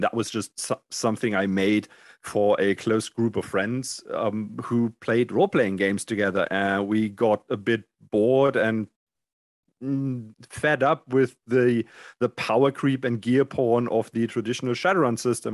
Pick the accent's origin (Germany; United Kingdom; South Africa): Germany; D and D did not exist in Germany when I grew up.